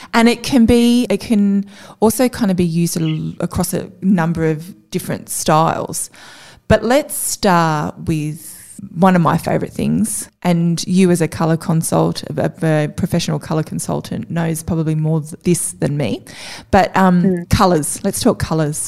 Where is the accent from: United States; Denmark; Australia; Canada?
Australia; Avoca Beach, New South Wales; now in Newcastle, Australia; I grew up on the Central Coast, which is the area between Newcastle and Sydney at the beautiful Avoca Beach.